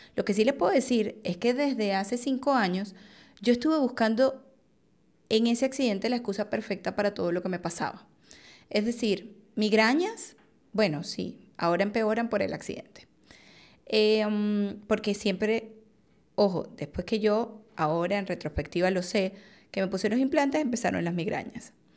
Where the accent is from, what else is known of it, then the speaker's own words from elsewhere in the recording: Venezuela; Yo soy venezolana, en Venezuela es bastante común una cirugía plástica